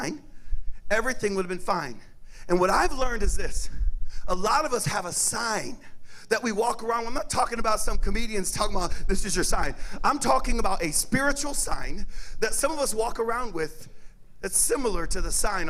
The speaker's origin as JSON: {"language": "English", "area": "Cajun", "region": "Louisiana", "country": "United States", "said": "I'm Cajun"}